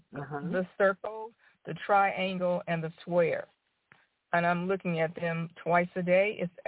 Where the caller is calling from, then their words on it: Dublin, Georgia, United States; I'm calling from Dublin, Georgia today.